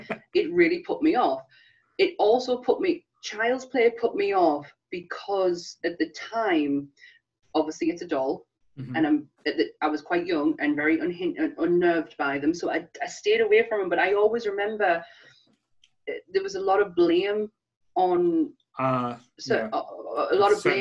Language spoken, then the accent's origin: English; United Kingdom; being us in the UK